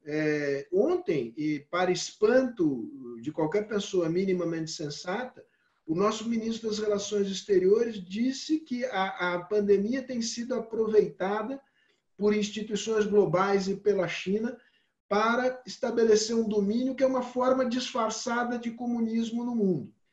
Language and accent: Portuguese; Brazil; eu, como brasileiro